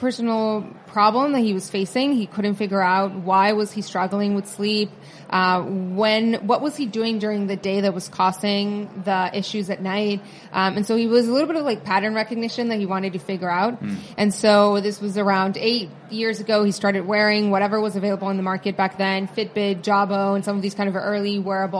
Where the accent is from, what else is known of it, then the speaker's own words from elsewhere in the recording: Tijuana, Baja California, Mexico; moved away as an adult; now in New York, United States; I grew up in Tijuana in the border with California.